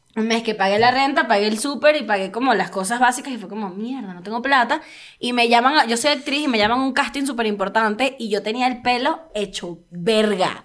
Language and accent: Spanish; Caracas, Capital District, Venezuela; also born or lived in El Tigre, Venezuela; now in Mexico City, Mexico; soy caraqueña, yo soy capital, capitalina